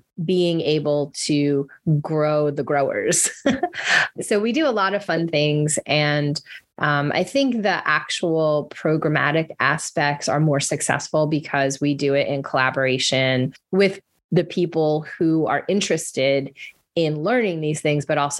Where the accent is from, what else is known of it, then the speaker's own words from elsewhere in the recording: Florida, United States; moved away as an adult; now in New Orleans, United States; I'm a Florida girl